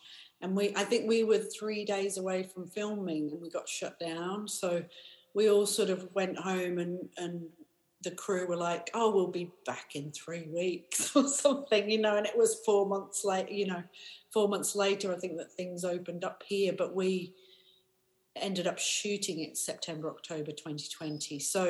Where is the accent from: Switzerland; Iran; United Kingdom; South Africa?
South Africa; born there; also born or lived in Paris / Australia / America; I grew up all over the world, so my dad was a mining engineer, so we moved around a lot. I was born in South Africa, we lived in Paris and Australia and America.